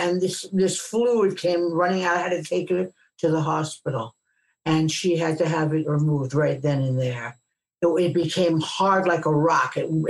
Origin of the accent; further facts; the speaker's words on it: New York City, New York, United States; But I was from Brooklyn and we ice skated all the time.